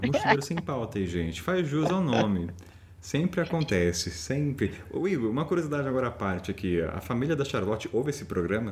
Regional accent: Brazil; eu sou brasileiro

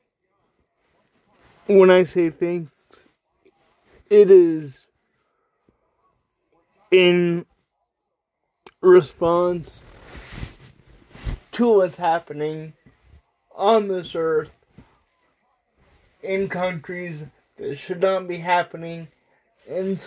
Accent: United States; I'm only American

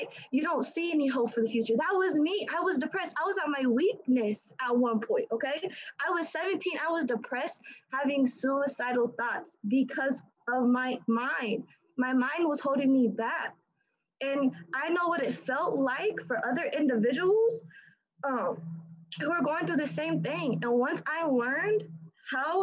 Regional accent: Indiana, United States; I'm from Indiana, right? I'm 18 years old.

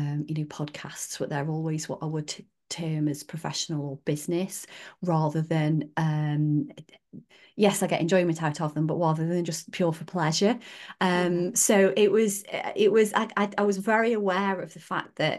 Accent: Staffordshire Moorlands, West Midlands, United Kingdom; I grew up in the Staffordshire Moorlands as well.

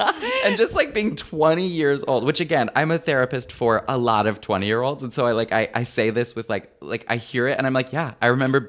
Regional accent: Flint, Michigan, United States; Oh, well, that's where Interlochen is. I grew up right outside of Flint.

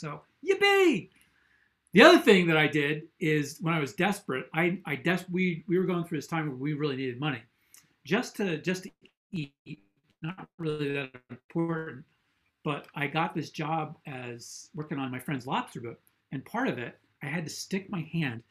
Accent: New Jersey, United States; I grew up in New Jersey. This is my home state.

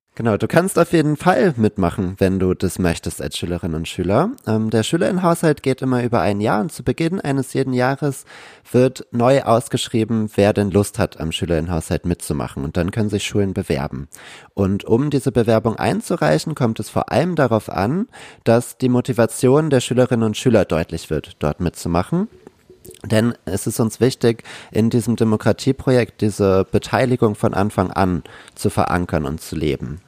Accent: Kiel, Schleswig-Holstein, Germany; now in Berlin, Germany; ich komme ursprünglich aus Kiel

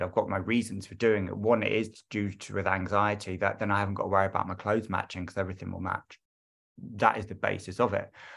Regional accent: London, United Kingdom; I am from London

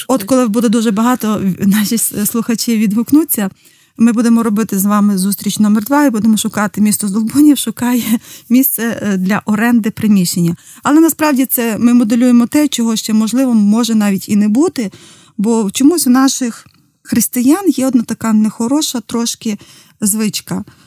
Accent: Zdolbuniv, Rivne Oblast, Ukraine; моє рідне місто з долбонів

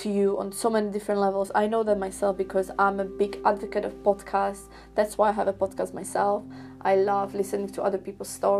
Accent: Slovakia; moved away; my high school in my home country in Slovakia

